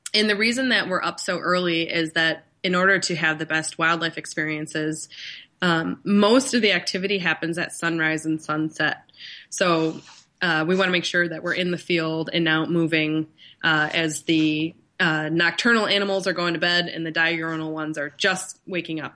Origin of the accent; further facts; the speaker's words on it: Northern Michigan, United States; growing up in Northern Michigan